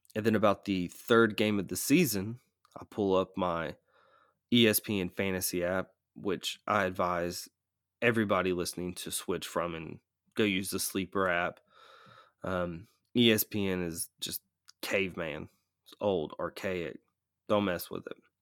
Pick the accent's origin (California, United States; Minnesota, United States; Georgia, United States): Georgia, United States; Atlanta; I'm from Atlanta